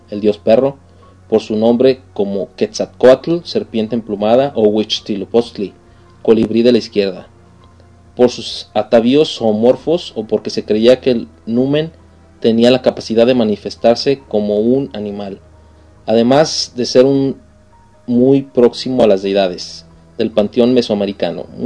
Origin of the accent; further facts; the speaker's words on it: Mexico; que nos llevan más allá de la típica imagen que tienen muchas, muchas partes del mundo de nosotros como mexicanos